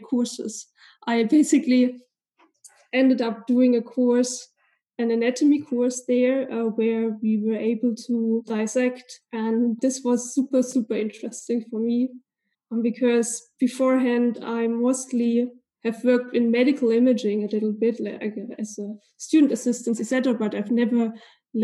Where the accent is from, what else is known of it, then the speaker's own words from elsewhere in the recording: East Germany, Germany; So obviously I'm born and raised in Germany. So I spent most of my life here in Germany. And I was actually born in East Germany